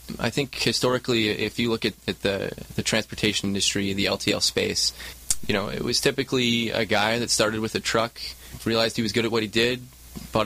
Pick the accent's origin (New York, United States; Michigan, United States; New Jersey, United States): Michigan, United States; moved away as an adult; also born or lived in Chicago, Illinois; now in Southern California, United States; Born and raised in Michigan